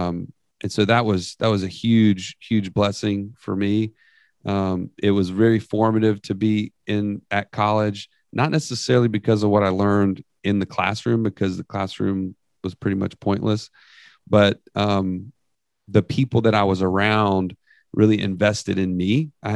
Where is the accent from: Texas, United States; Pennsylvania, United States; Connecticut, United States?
Texas, United States; San Antonio; born there; now in Birmingham, United States; So I was like 15 when we moved to Birmingham after that. And so I guess, and I was born in Texas. I was born in San Antonio, actually.